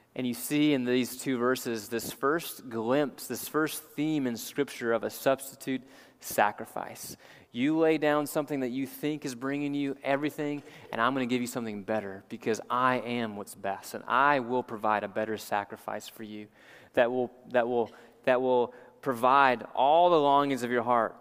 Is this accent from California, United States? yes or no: no; New Orleans, Louisiana, United States; as a young kid growing up in New Orleans